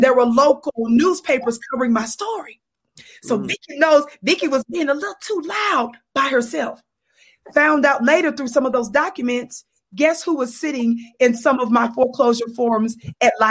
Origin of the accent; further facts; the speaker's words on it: Mississippi, United States; now in Colorado, United States; I'm born and raised in Mississippi, but now I live in the Wild Wild West